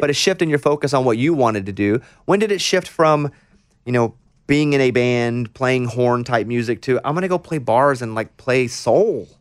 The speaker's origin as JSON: {"language": "English", "town": "Mountain Pine", "region": "Arkansas", "country": "United States", "tie": "born or raised there"}